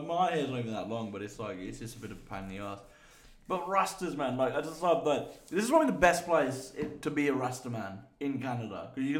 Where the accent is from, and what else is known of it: England, United Kingdom; born or raised there; moved away